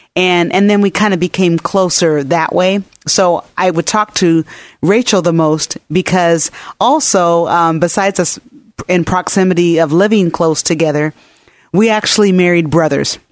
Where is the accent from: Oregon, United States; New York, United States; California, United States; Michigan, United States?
Oregon, United States; Portland; we're natives. We're born and raised in Portland